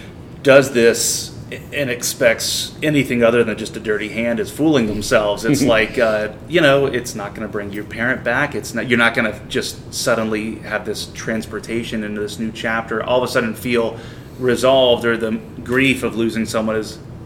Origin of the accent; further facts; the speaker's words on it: the South, United States; growing up in the South in the 90s